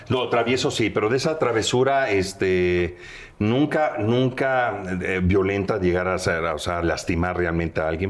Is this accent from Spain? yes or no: no; Veracruz, Mexico; moved away; yo soy oriundo de Veracruz, del puerto